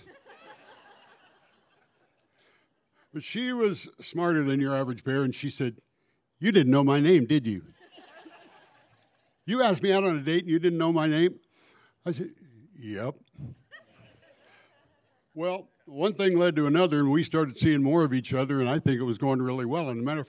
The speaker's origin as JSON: {"language": "English", "region": "Alaska", "country": "United States", "said": "I said, of course I ski. I'm from Alaska. We do all that snow stuff."}